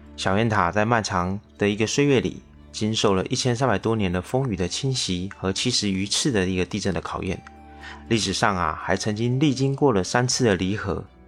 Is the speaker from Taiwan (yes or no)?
yes; Taiwan; 我是一位来自台湾省的小哥哥